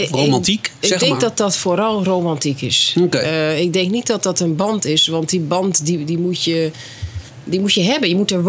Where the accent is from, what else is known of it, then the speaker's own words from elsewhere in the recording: Netherlands; Ja, want jij bent hier geboren en opgegroeid. Ja, en getogen.